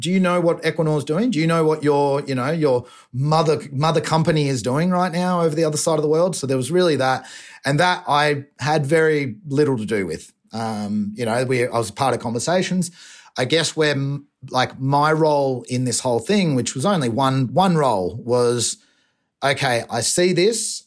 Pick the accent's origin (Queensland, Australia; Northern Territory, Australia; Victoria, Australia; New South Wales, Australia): Victoria, Australia; Torquay; accent: Australian